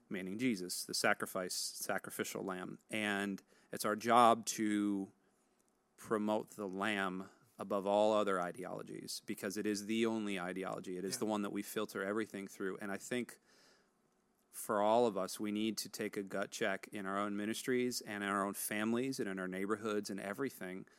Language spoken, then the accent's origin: English; United States; As an American